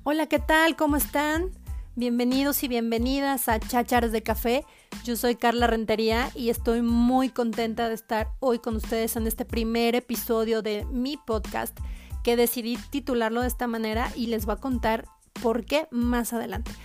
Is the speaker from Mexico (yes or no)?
yes; Pachuca, Hidalgo, Mexico; soy mexicana, de Hidalgo, de Pachuca Hidalgo.